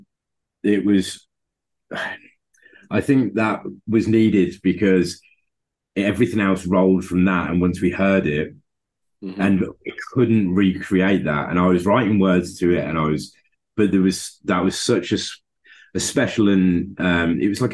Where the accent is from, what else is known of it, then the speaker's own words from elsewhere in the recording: Birmingham, West Midlands, United Kingdom; moved away; it was in Birmingham, my hometown